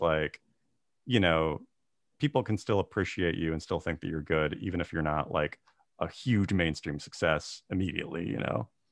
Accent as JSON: {"language": "English", "area": "Tulalip Reservation", "region": "Washington", "country": "United States", "tie": "born or raised there", "said": "I grew up on the Tulalip Reservation, about, like, forty-five minutes north of Seattle"}